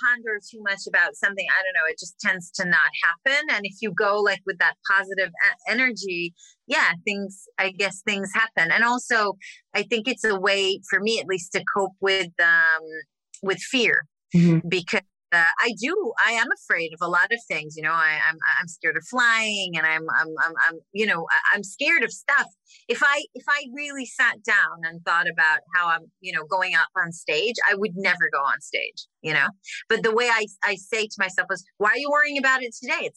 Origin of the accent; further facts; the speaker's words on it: Israel; moved away; I grew up in Israel